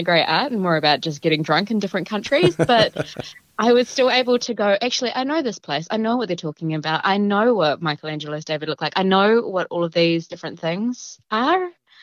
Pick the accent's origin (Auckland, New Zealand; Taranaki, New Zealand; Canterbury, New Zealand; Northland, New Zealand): Taranaki, New Zealand; moved away; I grew up in Taranaki.